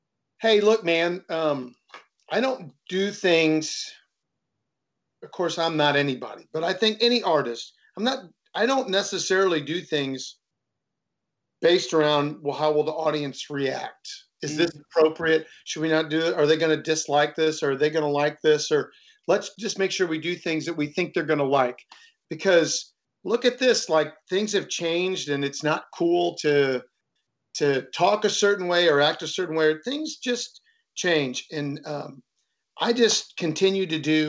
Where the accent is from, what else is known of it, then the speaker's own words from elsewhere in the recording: St. Louis, Missouri, United States; I grew up in South St. Louis, and my dad worked at Anheuser-Busch for 39 years as a bottler.